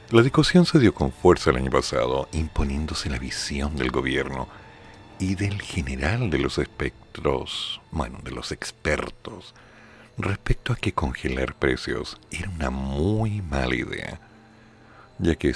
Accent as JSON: {"language": "Spanish", "town": "Chiloé", "region": "Los Lagos", "country": "Chile", "tie": "born there", "said": "Chiloé no es la oficina, yo nací en Chiloé."}